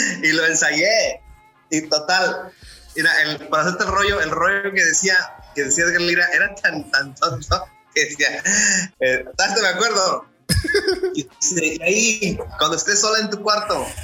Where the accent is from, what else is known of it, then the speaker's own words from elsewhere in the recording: Mexico City, Mexico; soy nacido en la Ciudad de México